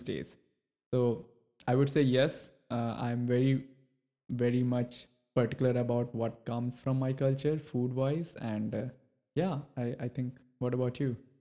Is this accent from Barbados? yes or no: no; India; now in United States; when I have moved to U S, I, I come from India.